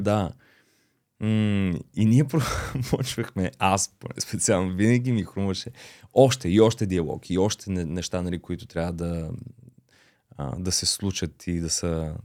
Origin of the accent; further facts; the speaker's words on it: Varna, Varna Province, Bulgaria; moved away as an adult; also born or lived in Beloslav / Russia; now in Sofia, Bulgaria; Аз съм си от Варна, а, бил съм в детско-юношкия театър, след като се прибрахме нали, от Русия